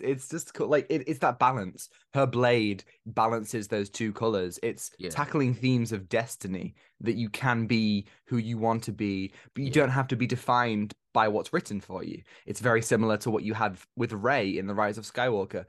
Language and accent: English; United Kingdom; as Brits ourselves, as we are literally from United Kingdom